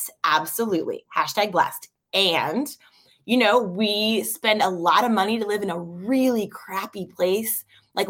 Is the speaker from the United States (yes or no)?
yes; Annapolis, Maryland, United States; moved away as an adult; now in Orange County, United States; Born and raised in Annapolis, Maryland